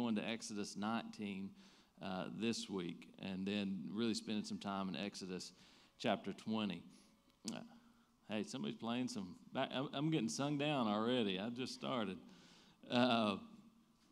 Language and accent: English; Eastern Kentucky, United States; I'm from Eastern Kentucky